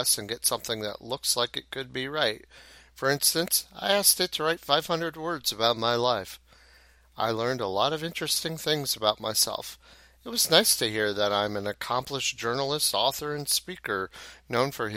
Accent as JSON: {"language": "English", "town": "Arlington", "region": "Ohio", "country": "United States", "tie": "born or raised there", "said": "my hometown of Arlington in Hancock County"}